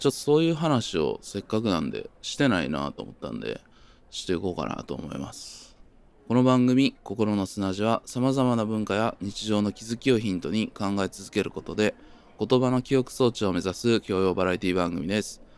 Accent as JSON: {"language": "Japanese", "country": "Japan", "tie": "born or raised there", "said": "僕の地元も近いんですけど"}